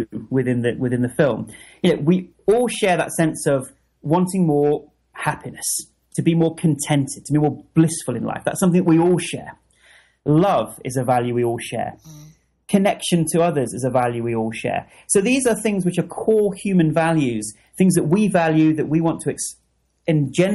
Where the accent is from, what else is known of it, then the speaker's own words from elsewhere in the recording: United Kingdom; as a Brit